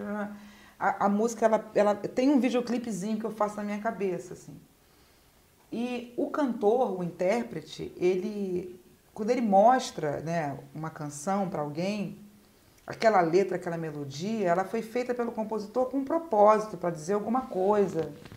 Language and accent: Portuguese; Rio de Janeiro, Brazil; eu sou da Vila da Penha, né? Eu nasci no subúrbio